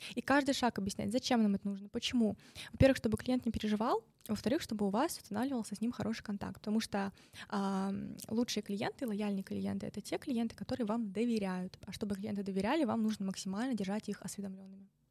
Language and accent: Russian; Novosibirsk, Novosibirsk Oblast, Russia; moved away; из Новосибирска, из моего родного города